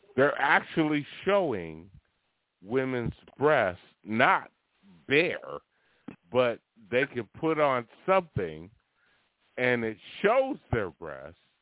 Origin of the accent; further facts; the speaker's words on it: Oakland, California, United States; I'm born and bred Northern California. I'm from Oakland, San Francisco.